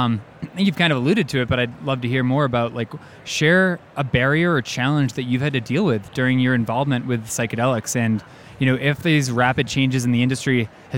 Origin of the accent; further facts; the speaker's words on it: Massachusetts, United States; we met in Massachusetts, which is ironically was my first time ever speaking live to an audience about cannabis in 2018 in my home state.